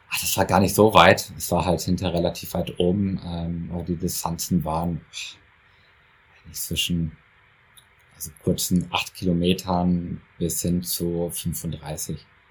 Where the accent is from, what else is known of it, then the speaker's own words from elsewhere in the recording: Essen, North Rhine-Westphalia, Germany; ich komme aus Essen, also aus dem tiefen Ruhrgebiet